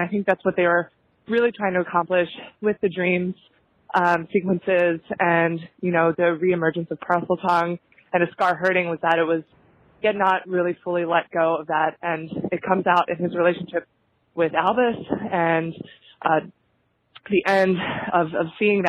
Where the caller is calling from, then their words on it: New York City, New York, United States; I'm calling from New York City.